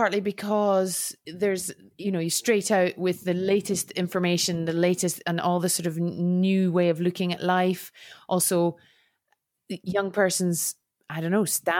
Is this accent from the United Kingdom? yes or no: yes; United Kingdom; as a Brit